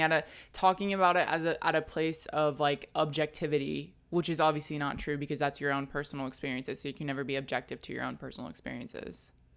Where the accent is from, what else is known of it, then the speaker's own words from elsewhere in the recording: Texas, United States; because I grew up in Texas.